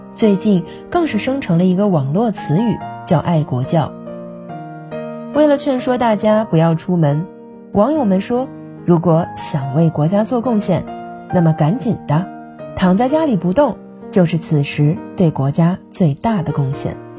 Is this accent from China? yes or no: yes; China; 因为我们都是中国人